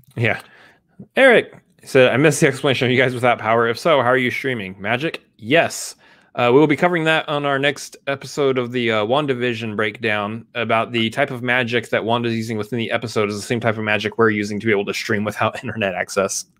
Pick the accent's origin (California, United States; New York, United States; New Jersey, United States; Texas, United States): Texas, United States; Austin; I was born in Austin and have lived here my entire life